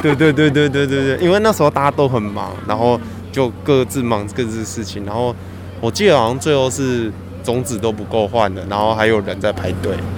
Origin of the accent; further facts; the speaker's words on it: southern Taiwan, Taiwan; 家里小时候在南部长大，所以有，家里有种菜这样